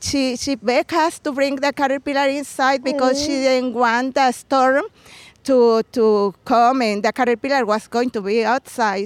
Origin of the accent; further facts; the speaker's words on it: Puebla, Mexico; English is a second language; moved away as an adult; now in Chicago, United States; when I was a girl in, in Mexico. I'm from Puebla